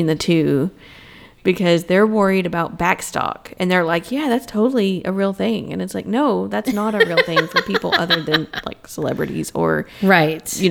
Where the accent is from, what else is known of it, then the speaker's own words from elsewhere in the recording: Tennessee, United States; moved away as an adult; also born or lived in Knoxville, Tennessee; now in Illinois, United States; we're from Tennessee